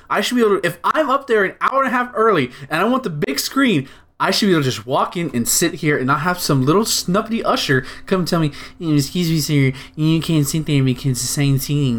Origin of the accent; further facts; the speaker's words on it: United States; I, as an American